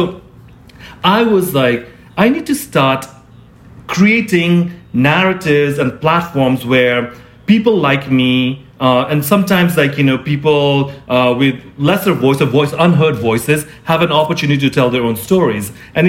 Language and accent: English; Nepal; also born or lived in Singapore / India; I was born in Singapore, grew up in Nepal, India, like, and all over the world.